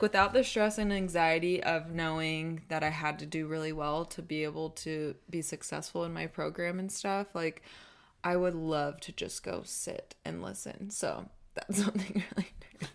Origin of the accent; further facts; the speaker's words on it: Southern California, United States; moved away as an adult; also born or lived in Eugene, Oregon / Arizona; now in Utah, United States; we're both from Southern California